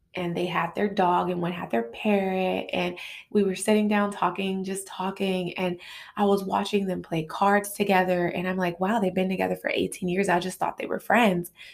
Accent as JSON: {"language": "English", "town": "Los Angeles", "region": "California", "country": "United States", "said": "I'm from South Central L A. I live in this part of L A."}